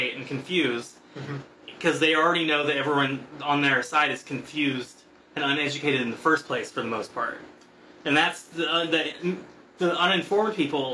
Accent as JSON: {"language": "English", "region": "the Bible Belt", "country": "United States", "tie": "born or raised there", "said": "I grew up in the Bible Belt"}